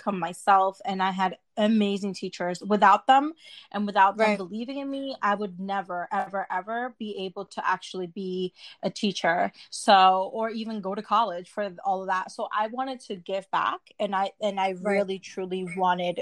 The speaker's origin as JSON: {"language": "English", "region": "New Jersey", "country": "United States", "tie": "born or raised there", "also_born_or_lived": "Dominican Republic", "said": "I was raised in New Jersey."}